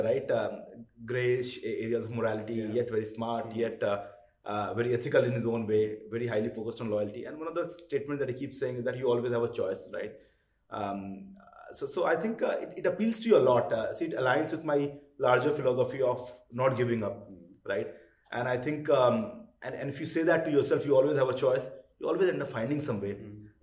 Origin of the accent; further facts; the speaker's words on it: Kolkata, West Bengal, India; moved away; I grew up in Calcutta